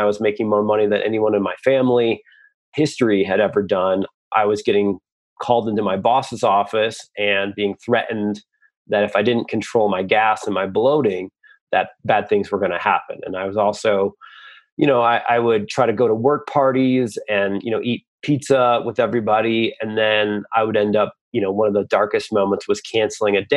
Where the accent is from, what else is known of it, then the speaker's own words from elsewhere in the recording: Michigan, United States; I come from Michigan, I come from the Midwest